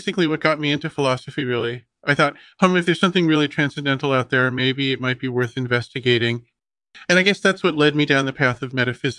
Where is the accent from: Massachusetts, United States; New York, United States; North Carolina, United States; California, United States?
California, United States; Los Angeles; born there; Yeah, so I was born in Los Angeles, which is supposedly one of the most boring places on earth.